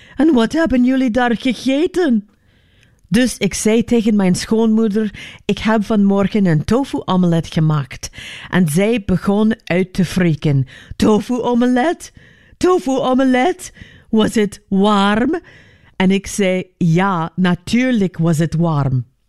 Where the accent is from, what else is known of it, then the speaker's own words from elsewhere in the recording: United States; moved away; Ik ben in Amerika geboren